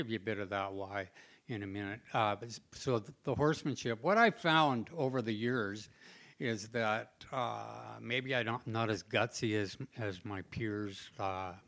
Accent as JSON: {"language": "English", "town": "Langley", "region": "British Columbia", "country": "Canada", "tie": "born or raised there", "also_born_or_lived": "Surrey, British Columbia", "moved": "yes", "said": "where I grew up was on the West Coast. So I was in Langley, Surrey."}